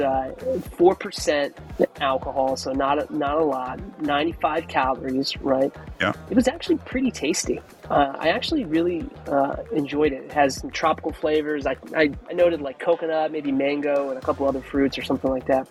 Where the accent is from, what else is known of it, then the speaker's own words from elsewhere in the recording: Maryland/Delaware Eastern Shore, Delmarva Peninsula, United States; I grew up on this on the Maryland Delaware Eastern Shore ish